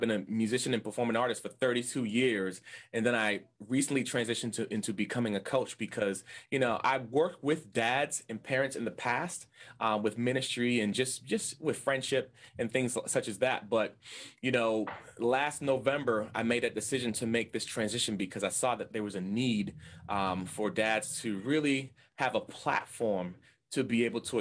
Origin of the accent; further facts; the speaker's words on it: Boston, Massachusetts, United States; I am from Boston, Massachusetts, in the States, and I love it here. I grew up, born and raised in Boston, Massachusetts